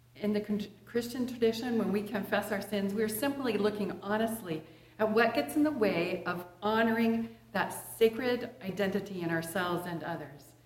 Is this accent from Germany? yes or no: no; Edgewood, Washington, United States; During the 1960s, I was a little girl growing up in Edgewood, just north of Puyallup, east of Fife, east of Tacoma